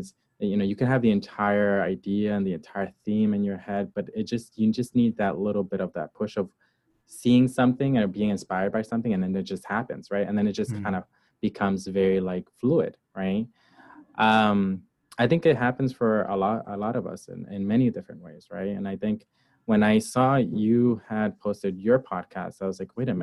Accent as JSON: {"language": "English", "town": "Hartford", "region": "Connecticut", "country": "United States", "tie": "born or raised there", "also_born_or_lived": "Barranquitas, Puerto Rico / New Britain, Connecticut", "said": "I grew up in between Hartford, Connecticut and New Britain, Connecticut."}